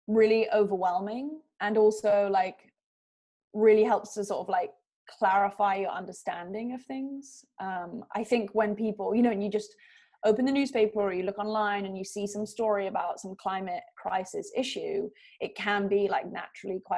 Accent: London, United Kingdom; now in California, United States; growing up in London, my family and I, since I was born, went to our little house on the beach on the south coast of England.

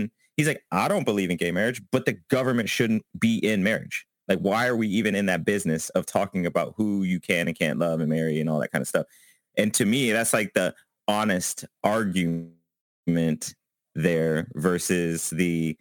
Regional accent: Indiana, United States; I grew up in Indiana

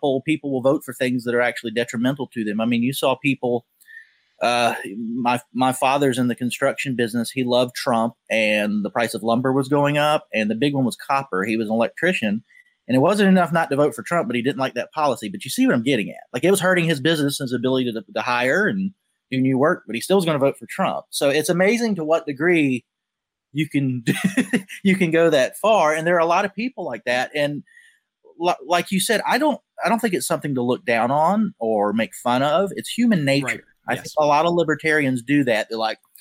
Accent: South Carolina, United States; I'm from South Carolina

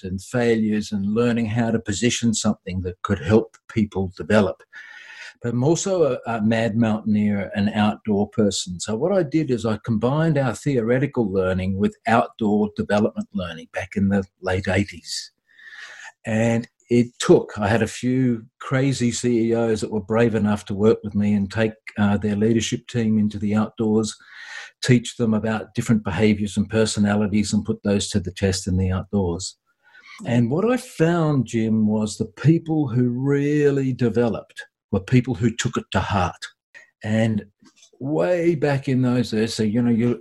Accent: Australia; I'm an Aussie

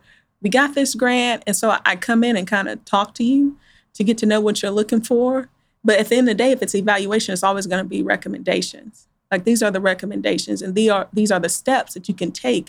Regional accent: Wichita, Kansas, United States; Born and raised in Wichita

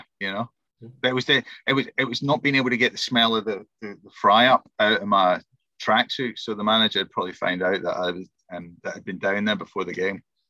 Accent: the Southwest, South West England, United Kingdom; moved away; growing up in the Southwest

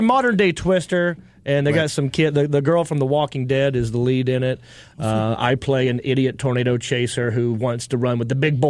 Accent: North Carolina, United States; You were in my hometown, North Carolina.

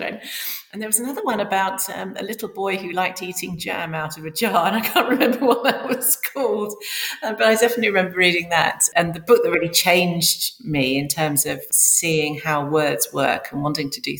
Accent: London, United Kingdom; I grew up in a suburb of northwest London

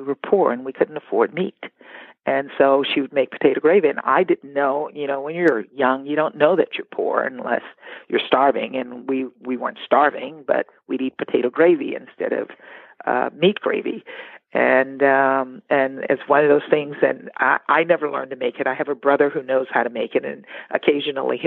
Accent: Baker, Louisiana, United States; I'm from Louisiana, a little town right outside of Baton Rouge called Baker

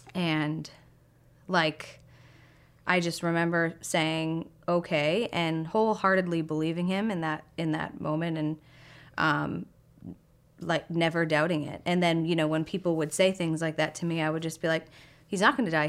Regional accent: Boston, Massachusetts, United States; I am from Boston. Um, I grew up right outside the city

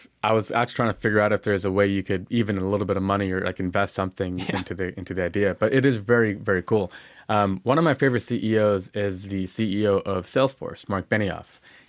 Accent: Lake Tahoe, Nevada, United States; I grew up in Lake Tahoe near Reno, Nevada.

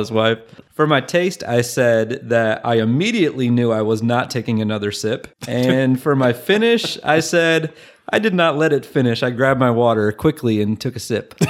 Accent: Michigan, United States; I'm from Michigan.

